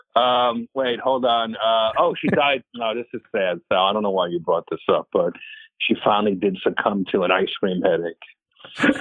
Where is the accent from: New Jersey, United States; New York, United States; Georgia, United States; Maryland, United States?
New Jersey, United States; it's Jersey, my hometown field